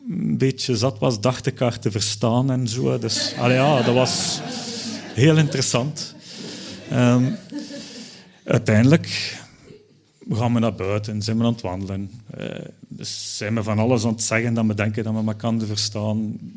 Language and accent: Dutch; Belgium; Ja, ik als Belg moest dat dus ook doen